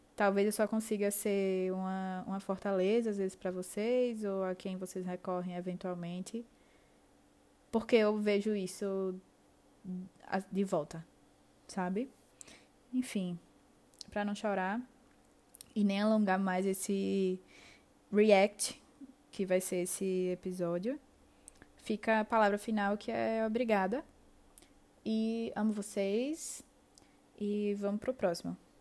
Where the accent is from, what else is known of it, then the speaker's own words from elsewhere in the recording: Aracaju, Sergipe, Brazil; eu sou de Aracaju